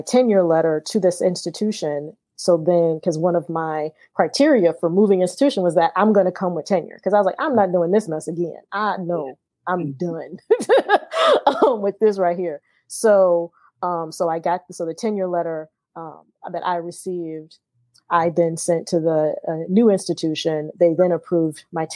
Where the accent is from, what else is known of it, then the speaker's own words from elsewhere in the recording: Akron, Ohio, United States; I'm from the Midwest. I'm from Akron, Ohio.